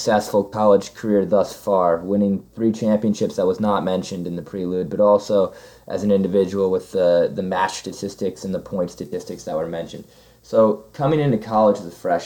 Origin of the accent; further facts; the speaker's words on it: Peoria, Illinois, United States; moved away as an adult; now in Macon, United States; I'm from Peoria, Illinois, a little bit south of Chicago